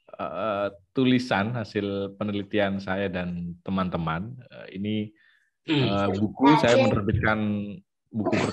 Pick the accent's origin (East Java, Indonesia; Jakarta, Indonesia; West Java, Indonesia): East Java, Indonesia; Situbondo; also born or lived in Yogyakarta; saya lahir di Situbondo, Jawa Timur